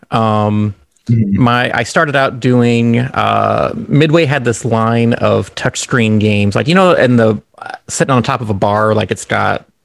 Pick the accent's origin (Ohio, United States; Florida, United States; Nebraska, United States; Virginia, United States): Nebraska, United States; moved away as an adult; also born or lived in Baltimore, Maryland / Chicago, Illinois; I was born in Baltimore, Maryland. I mm-hmm. moved to Nebraska when I was 5 mm-hmm. um, I lived in Nebraska until I was 19 and moved mm-hmm. to Chicago